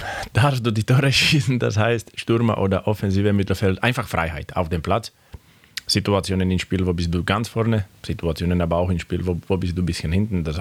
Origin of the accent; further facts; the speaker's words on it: Slovakia; German is a second language; moved away as an adult; now in Röthenbach, Germany; Ich bin Junge, wo, wo war ich oder bin ich geboren auf dem Dorf. Das heißt auch in der Slowakei. Ich bin aufgewachsen auf dem Dorf